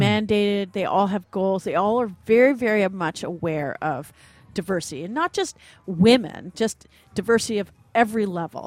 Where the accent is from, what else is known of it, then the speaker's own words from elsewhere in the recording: Ottawa, Ontario, Canada; I grew up in Ottawa